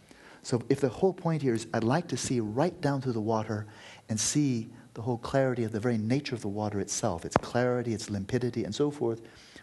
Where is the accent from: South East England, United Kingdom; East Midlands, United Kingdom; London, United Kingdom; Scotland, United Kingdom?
Scotland, United Kingdom; also born or lived in United States; And yeah, I was raised in Scotland and America, and I come from a happy family and so forth